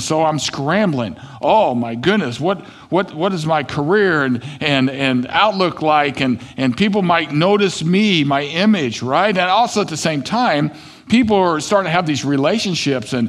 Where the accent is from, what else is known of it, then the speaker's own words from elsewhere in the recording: Kansas City, United States; I grew up in Kansas City